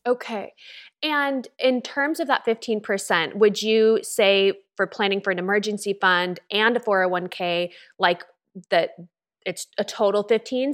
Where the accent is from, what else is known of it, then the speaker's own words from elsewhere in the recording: California, United States; moved away as an adult; also born or lived in Los Angeles; now in Austin, United States; I'm from California originally.